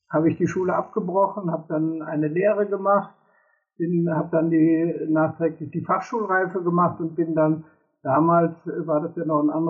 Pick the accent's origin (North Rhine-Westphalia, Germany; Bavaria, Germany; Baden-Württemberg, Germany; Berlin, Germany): North Rhine-Westphalia, Germany; Cologne; moved away as an adult; Ich bin dann im Großraum